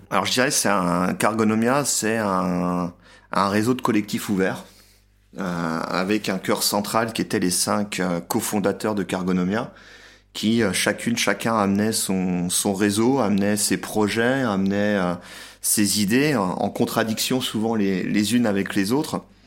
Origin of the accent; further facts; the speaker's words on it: France; moved away as an adult; now in Budapest, Hungary; j'ai quitté la France pour venir m'installer en Hongrie